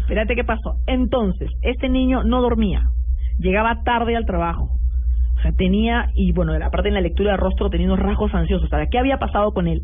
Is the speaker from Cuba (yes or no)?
no; Peru